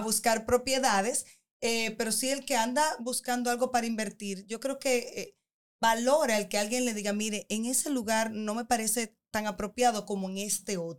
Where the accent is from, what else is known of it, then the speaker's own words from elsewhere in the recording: Dominican Republic; nosotros como dominicanos